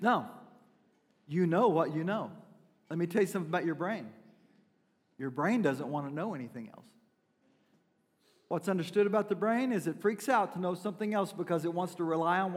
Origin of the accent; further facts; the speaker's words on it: Mena, Arkansas, United States; moved away; also born or lived in Fort Smith, Arkansas; I was born in Fort Smith, raised in Mena